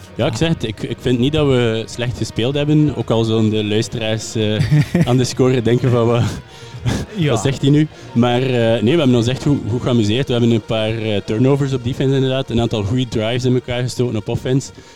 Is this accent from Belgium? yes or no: yes; West Flanders, Belgium; moved away; ik ben eigenlijk van West-Vlaanderen